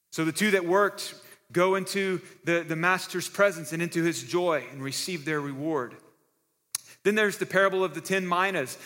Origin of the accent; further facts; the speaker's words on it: Texas, United States; moved away; now that I'm a Texan again